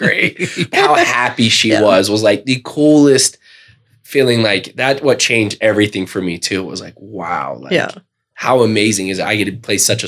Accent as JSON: {"language": "English", "town": "Murray", "region": "Utah", "country": "United States", "tie": "born or raised there", "said": "born and raised in Murray, graduated there, and then I went to the University of Utah"}